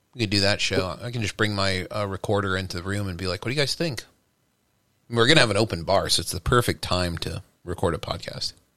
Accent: Texas, United States; now in New York, United States; growing up in Texas

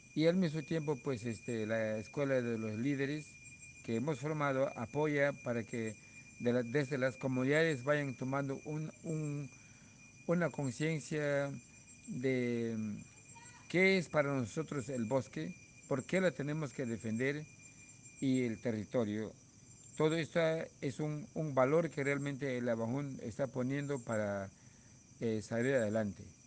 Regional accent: Peru; somos peruanos

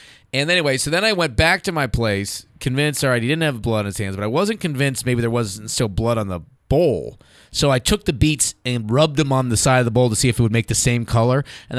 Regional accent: California, United States; a friend of mine calls me from my hometown in Northern California.

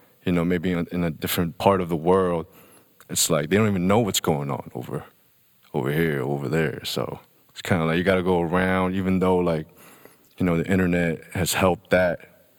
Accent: Hong Kong; also born or lived in United Kingdom / Shanghai; now in Los Angeles, United States; Yeah, I grew up in Hong Kong, you know what I mean? Most of my younger days, and then I moved to the UK. Was there for a while, and then I moved to Shanghai, and was there for a while. And now I'm in LA.

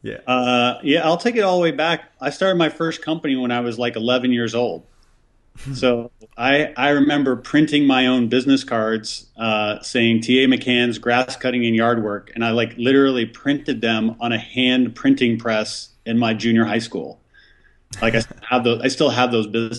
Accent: Lake Michigan outside Chicago, Illinois, United States; we grew up on Lake Michigan outside Chicago.

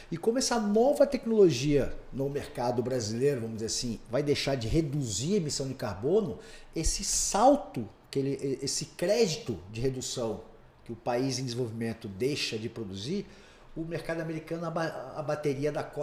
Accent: São Paulo, Brazil; Eu não sou conhecido. Né? Eu não sou daqui, eu vim de São Paulo e tal.

